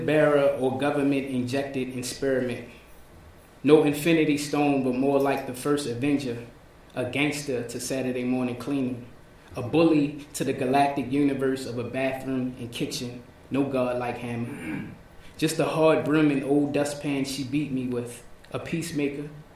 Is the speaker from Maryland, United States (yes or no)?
yes; Baltimore, Maryland, United States; I was from Baltimore